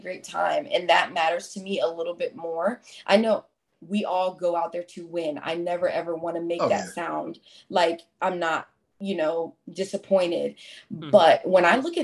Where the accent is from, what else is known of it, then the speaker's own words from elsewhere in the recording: United States; I'm an American